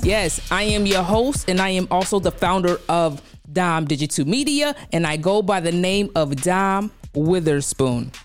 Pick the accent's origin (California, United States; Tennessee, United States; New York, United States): New York, United States; New York City; I'm from Brownsville, Brooklyn